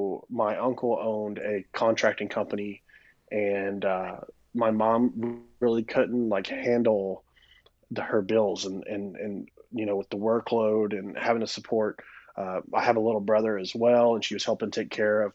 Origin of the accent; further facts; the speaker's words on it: Florence, Alabama, United States; moved away as an adult; also born or lived in Tuscaloosa, Alabama; now in Texas, United States; I'm from an area known as the Shoals in northwest Alabama, Florence specifically. Grew up there my whole life